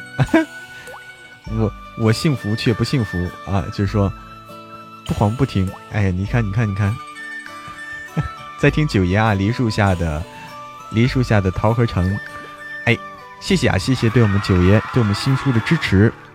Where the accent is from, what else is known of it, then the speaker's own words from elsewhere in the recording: Zhangjiakou, Hebei, China; 河北张家口